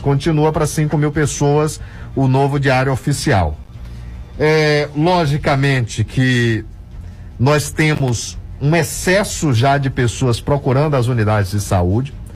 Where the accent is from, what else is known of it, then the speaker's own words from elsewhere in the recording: Brazil; eu sou brasileiro